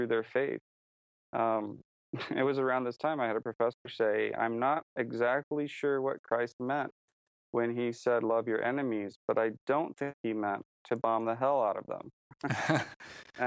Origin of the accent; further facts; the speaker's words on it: United States; moved away as an adult; also born or lived in China; I was an American